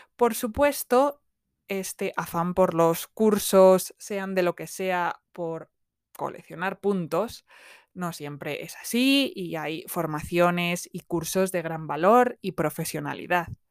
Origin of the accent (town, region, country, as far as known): Spain; also born or lived in south of England; now in England, United Kingdom